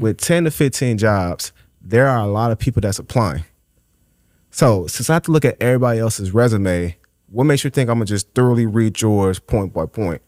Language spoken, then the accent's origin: English; Chicago, Illinois, United States; born and raised in Inglewood